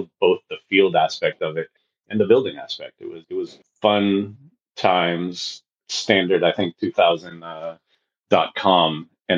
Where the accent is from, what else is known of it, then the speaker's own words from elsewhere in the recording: Bay Area, California, United States; also born or lived in San Diego; I came back up to the Bay Area. I'm from the Bay Area